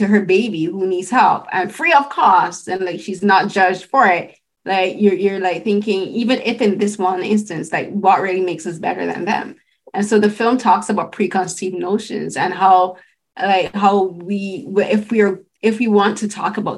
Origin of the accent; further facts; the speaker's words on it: Barbados; moved away as an adult; now in Canada; I'm an immigrant, I'm from Barbados, I moved here in 2009. And when I was living in Barbados before I moved here